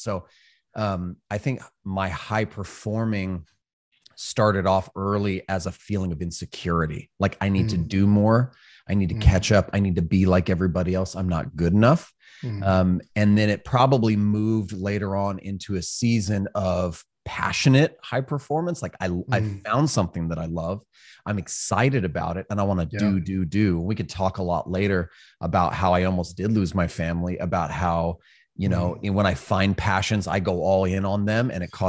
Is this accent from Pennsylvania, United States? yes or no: no; California, United States; also born or lived in Hawaii; So I grew up in Northern California, spent a lot of time in Hawaii, joined the Marine Corps.